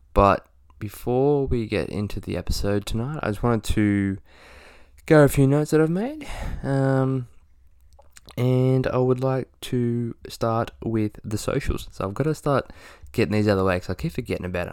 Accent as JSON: {"language": "English", "country": "Australia", "said": "we don't celebrate Halloween in Australia"}